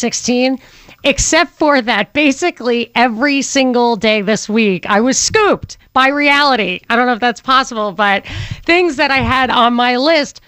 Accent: outside of New York, United States; moved away; growing up outside of New York

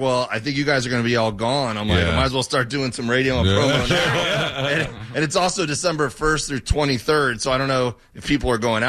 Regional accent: Miami, Florida, United States; moved away; I grew up in Miami.

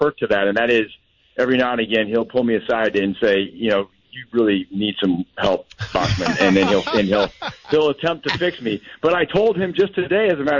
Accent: Minnesota, United States; moved away; where I grew up in Minnesota

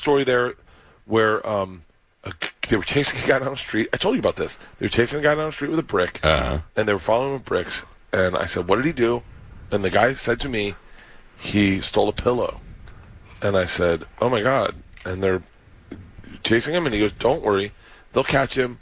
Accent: Florida, United States; I grew up in Florida

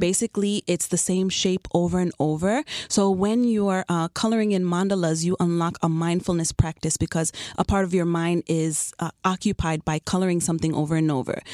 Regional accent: New York City, New York, United States; also born or lived in Chicago; now in Miami, United States; I've been in South Florida for ten years now, but I'm originally from Queens, New York

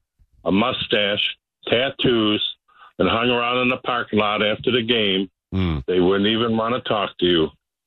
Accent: Detroit, Michigan, United States; I'm from Michigan, Detroit.

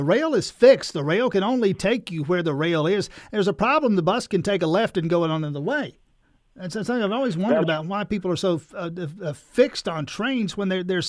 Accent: United States; I'm an American.

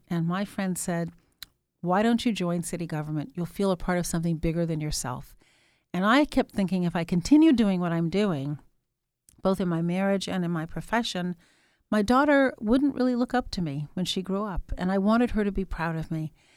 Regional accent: Chicago, Illinois, United States; also born or lived in England; when we returned to Chicago

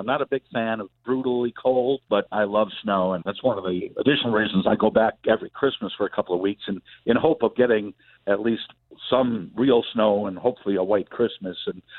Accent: Chicago, Illinois, United States; moved away; also born or lived in the South; I was born and raised in Chicago, and most of the family is still up there.

